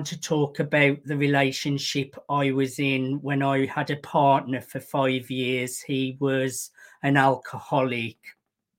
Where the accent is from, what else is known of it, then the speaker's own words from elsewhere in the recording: Birmingham, West Midlands, United Kingdom; I am from Birmingham in the United Kingdom